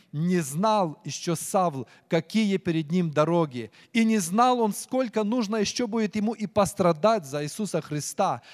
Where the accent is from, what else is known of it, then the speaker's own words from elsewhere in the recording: Ukraine; moved away; я украинец